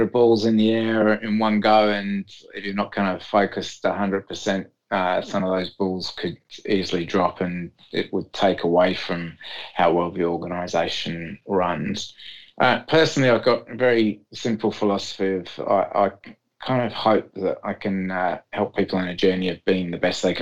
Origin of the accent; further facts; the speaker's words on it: England, United Kingdom; moved away; back in my home country of England